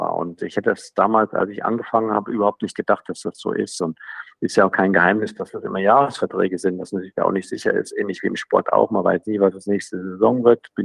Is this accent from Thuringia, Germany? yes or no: yes; Thuringia, Germany; Ich komme aus Thüringen, Goethe, Schiller, das ist alles in Ordnung